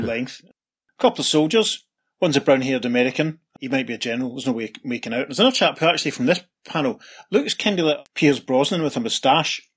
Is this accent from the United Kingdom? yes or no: yes; Scotland, United Kingdom; Pete and I, being Scottish